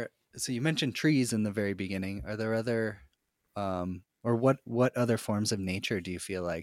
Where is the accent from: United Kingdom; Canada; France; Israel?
Canada; Victoria, British Columbia; I grew up in Victoria, which is also, you know, it's an island.